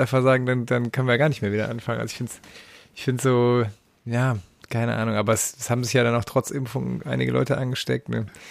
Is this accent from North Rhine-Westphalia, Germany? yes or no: yes; Düren, North Rhine-Westphalia, Germany; Das war quasi der Plattenladen in meiner Heimatstadt. Ich komme aus Düren.